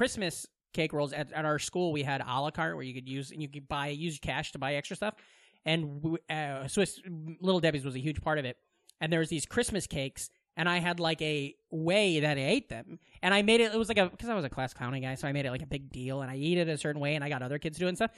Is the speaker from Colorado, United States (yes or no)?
no; Council Bluffs, Iowa, United States; now in New York, United States; My hometown used to be like, it was like 15 minutes to Omaha, and there was like a lot of nothing, okay? And then, or we'll say Council Bluffs, Iowa, which is right outside Omaha.